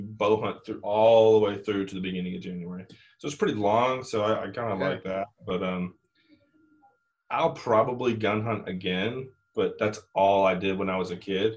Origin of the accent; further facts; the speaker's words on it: Michigan, United States; now in Tennessee, United States; I'm in Tennessee. I didn't always grow up here. I was a transplant. I grew up in Michigan